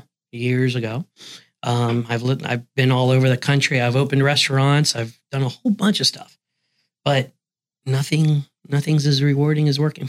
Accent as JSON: {"language": "English", "town": "Green Bay", "region": "Wisconsin", "country": "United States", "said": "It's because we're from Green Bay, Wisconsin."}